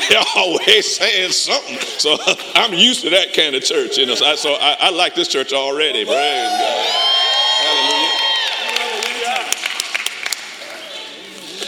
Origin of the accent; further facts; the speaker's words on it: Detroit, Michigan, United States; I'm from Detroit